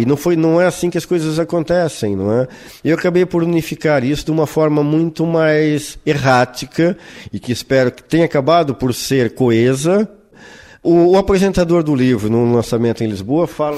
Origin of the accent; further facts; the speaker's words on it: Brazil; moved away as an adult; now in Portugal; Nunca me passou pela cabeça viver longe do meu país natal